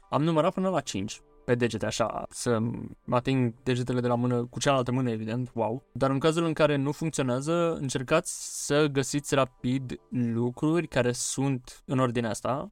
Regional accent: Romania; noi, ca români

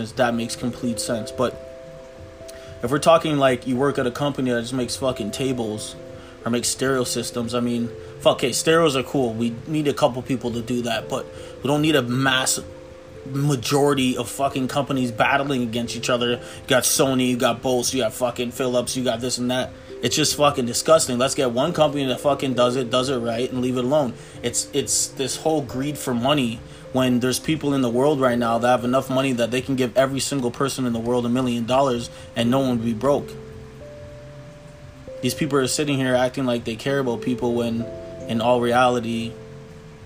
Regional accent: Toronto, Ontario, Canada; I'm from Toronto, Canada

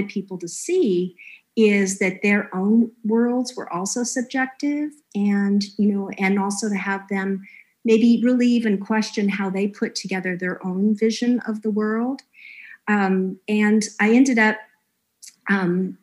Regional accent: Los Angeles, California, United States; moved away; also born or lived in Ohio; I'm from Los Angeles, part of me had always had this thought that I was going to move back

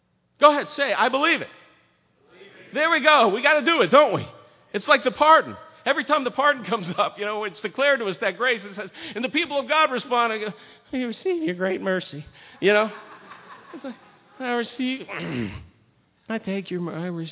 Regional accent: United States; I was born and raised in America

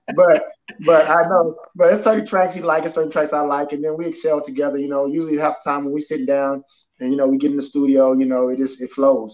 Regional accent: Houston, Texas, United States; I'm Houston, Texas, uh, born and raised

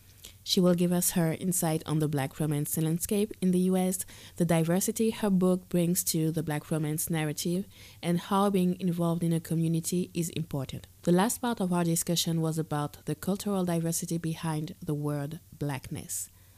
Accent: Guadeloupe; English is a second language; So, if you don't know, I'm from Guadeloupe, a French Caribbean island, and I could barely speak English when I was 11

